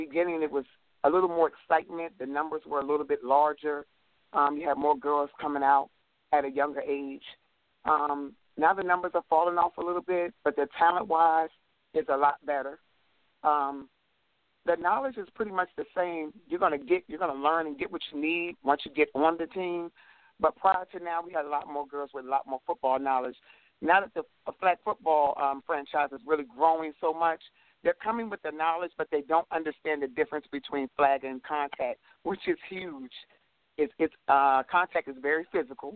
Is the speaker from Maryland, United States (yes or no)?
yes; Baltimore, Maryland, United States; I'm from Baltimore. I live in Baltimore, work in Baltimore